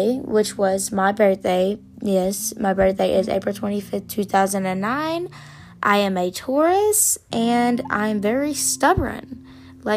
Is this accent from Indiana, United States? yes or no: yes; Indiana, United States; I am from Indiana